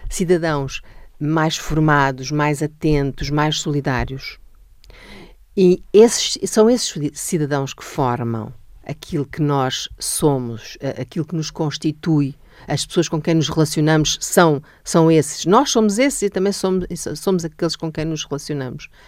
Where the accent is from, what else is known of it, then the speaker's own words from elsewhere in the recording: Almada, Setúbal, Portugal; Eu sou da Almada e gosto muito do subúrbio, é lá que eu vivo